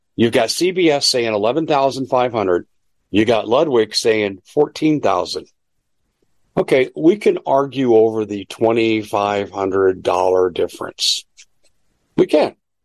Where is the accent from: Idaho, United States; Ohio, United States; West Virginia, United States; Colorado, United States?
Colorado, United States; Denver; I grew up in the Mile High City